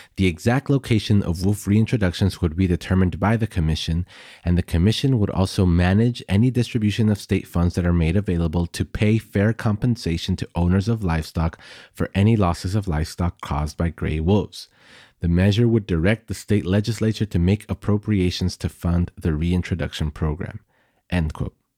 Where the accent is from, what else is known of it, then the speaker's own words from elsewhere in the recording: El Paso, Texas, United States; my hometown of El Paso, Texas